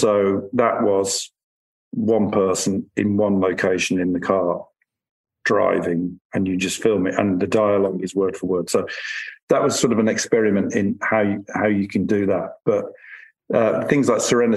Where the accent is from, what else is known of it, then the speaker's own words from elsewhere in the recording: Birmingham, West Midlands, United Kingdom; all television I'm doing through the studio in Birmingham. And I'll start doing film as well through there, because it's my hometown